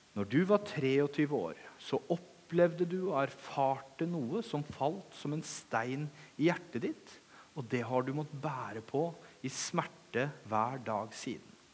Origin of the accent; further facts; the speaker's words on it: Langesund, Vestfold og Telemark, Norway; moved away; Når jeg kommer til Kragerø, så begynner jeg å prate litt breiere, for det er fordi jeg er fra Langesund.